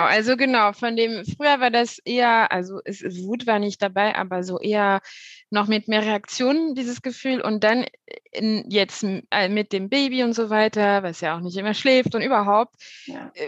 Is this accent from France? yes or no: yes; France; now in Cologne, Germany; Ich bin ursprünglich nicht aus Deutschland, ich komme aus Frankreich